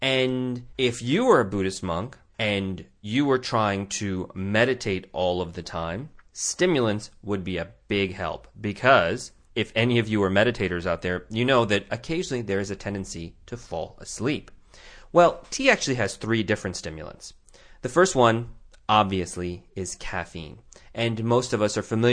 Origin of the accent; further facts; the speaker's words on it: Tucson, Arizona, United States; my hometown of Tucson, Arizona